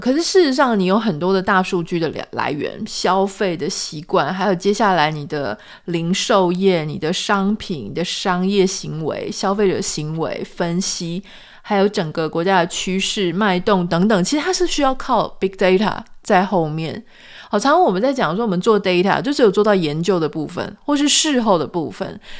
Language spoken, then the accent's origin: Chinese; Taiwan; moved away as an adult; now in United States; 我们是自己台湾土生土长